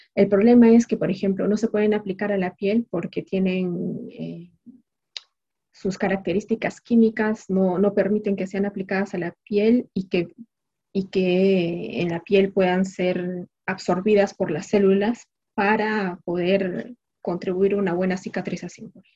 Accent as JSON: {"language": "Spanish", "country": "Peru", "moved": "as an adult", "lives_now": "France", "said": "nosotros como peruanos"}